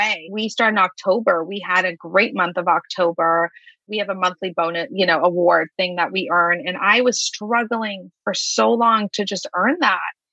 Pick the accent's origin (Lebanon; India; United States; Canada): Lebanon; moved away; I grew up overseas in Lebanon. I grew up during a war, had a deaf father in the military